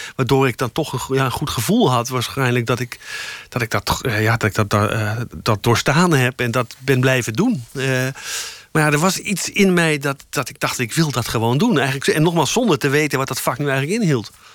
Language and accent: Dutch; Amstelveen, North Holland, Netherlands; ik kwam uit Amstelveen. Ik had, ik, had, ik, ik had eerst op een nonnen kleuterschool gezeten